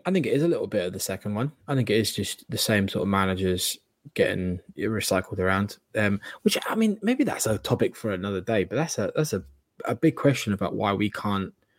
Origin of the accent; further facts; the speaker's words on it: Margate, South East England, United Kingdom; now in Australia; from my hometown in Margate in Kent.